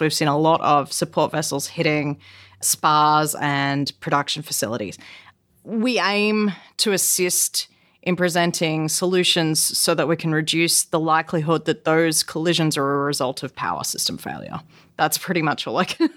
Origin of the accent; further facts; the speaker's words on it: Australia; moved away; also born or lived in South Korea; I'm Australian